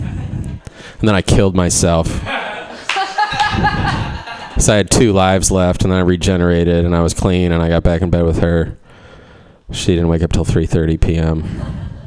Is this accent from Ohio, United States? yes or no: yes; Cleveland, Ohio, United States; I'm from Cleveland